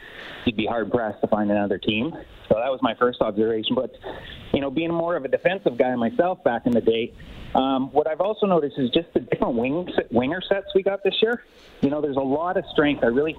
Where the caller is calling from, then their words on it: Vancouver, British Columbia, Canada; I'm calling from Vancouver.